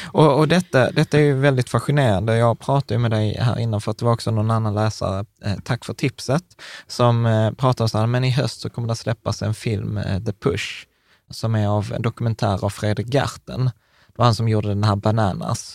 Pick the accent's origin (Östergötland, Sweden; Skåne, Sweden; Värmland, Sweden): Skåne, Sweden; Malmö; vi är Malmöbor.